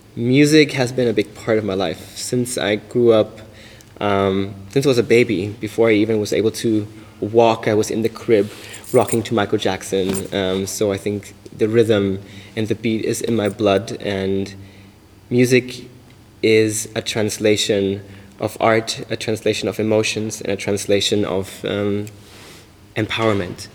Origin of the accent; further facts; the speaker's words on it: Bavaria, Germany; now in Berlin, Germany; Growing up in Bavaria, um, I was quite restricted